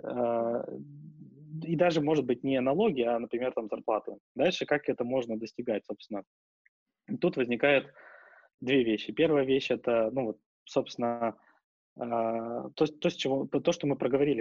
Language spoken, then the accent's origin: Russian; Russia; moved away; мы с корнями из России